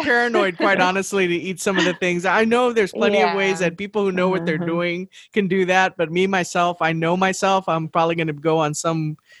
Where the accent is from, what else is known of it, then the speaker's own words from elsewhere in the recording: South Texas, United States; I'm from South Texas